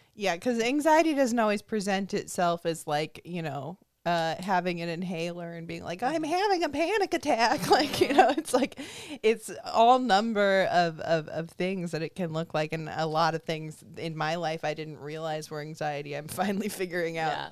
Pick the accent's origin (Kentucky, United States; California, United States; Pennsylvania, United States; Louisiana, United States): California, United States; I grew up in California